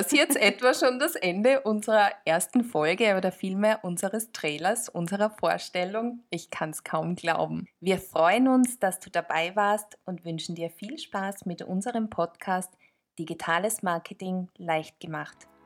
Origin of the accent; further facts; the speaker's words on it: Tyrol, Austria; Zufälligerweise komme ich auch aus Tirol.